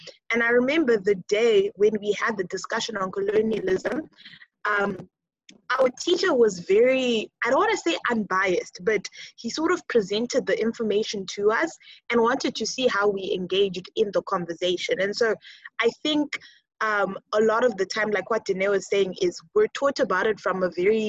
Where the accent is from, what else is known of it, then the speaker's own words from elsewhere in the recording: Zimbabwe; also born or lived in Botswana; now in Cape Town, South Africa; I'm in my second year studying philosophy, politics, and economics, and I'm from Zimbabwe in Botswana.